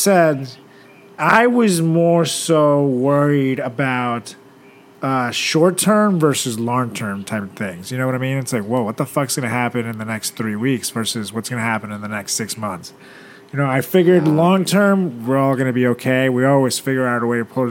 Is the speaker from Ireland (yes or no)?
no; Venezuela; moved away; my hometown, Venezuela